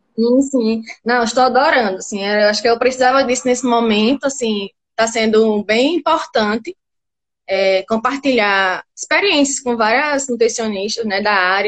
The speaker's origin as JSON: {"language": "Portuguese", "town": "Natal", "region": "Rio Grande do Norte", "country": "Brazil", "said": "eu sou de Natal"}